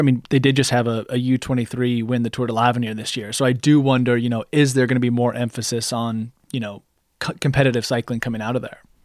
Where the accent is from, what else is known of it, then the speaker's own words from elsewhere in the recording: United States; as an American cycling fan